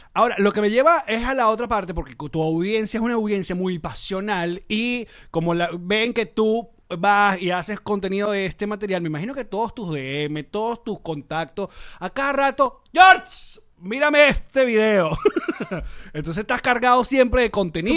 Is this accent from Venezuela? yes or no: yes; Venezuela; now in United States; nosotros como venezolanos